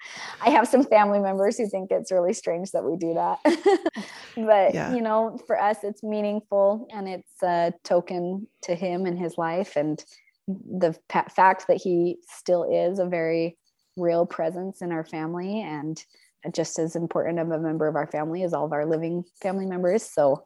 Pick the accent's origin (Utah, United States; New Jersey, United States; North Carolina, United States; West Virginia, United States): Utah, United States; Logan; also born or lived in Mexico / India / Paris, France; now in southern Utah, United States; So I am from Logan, Utah, originally. We've spent a lot of time all over the world. And so I've lived in Mexico and India and Paris, France. And my husband and I have spent the last several years in Southern Utah.